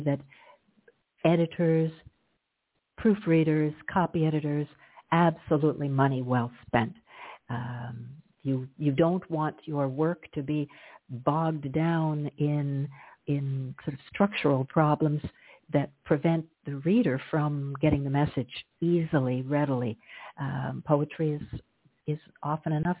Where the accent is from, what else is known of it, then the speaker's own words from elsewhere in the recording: Glastonbury, Connecticut, United States; also born or lived in Hartford, Connecticut / Toronto, Canada / Ottawa, Canada; now in Sint Maarten; I'm a New Englander born, and I grew up in Glastonbury, Connecticut